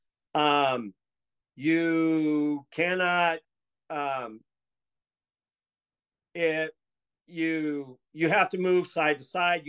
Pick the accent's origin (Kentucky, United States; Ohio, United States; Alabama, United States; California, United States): California, United States; Escondido; I was from the Orange Glen side of town, crosstown from you guys